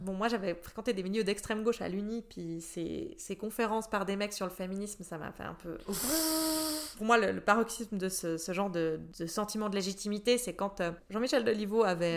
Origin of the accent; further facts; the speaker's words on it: Bussigny, Vaud, Switzerland; now in Prilly, Switzerland; j'ai commencé en étant conseillère communale dans l'endroit où j'ai grandi, à Bussigny